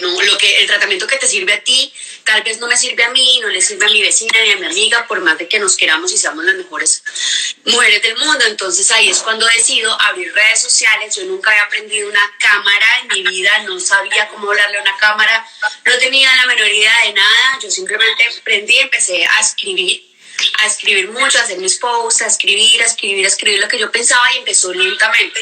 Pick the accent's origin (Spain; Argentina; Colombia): Colombia; Cali, Valle del Cauca; moved away as an adult; yo soy súper caleña, soy colombiana, caleña